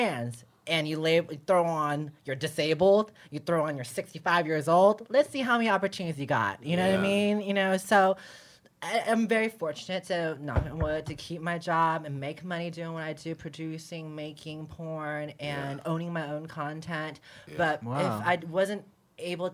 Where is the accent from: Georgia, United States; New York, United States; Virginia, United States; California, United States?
California, United States; San Francisco; I was born in America. I was born in San Francisco. I'm not from Thailand